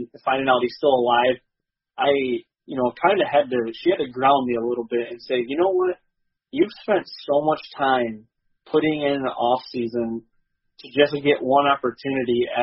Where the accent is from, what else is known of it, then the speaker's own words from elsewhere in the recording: Michigan, United States; growing up in Michigan and having that tradition